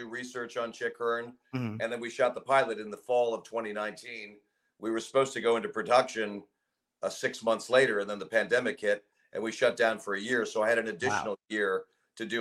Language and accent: English; Los Angeles, California, United States; I grew up in Brentwood, Santa Monica